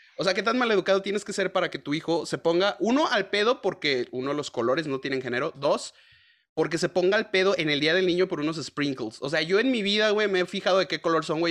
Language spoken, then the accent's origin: Spanish; Mexico; somos mexicanos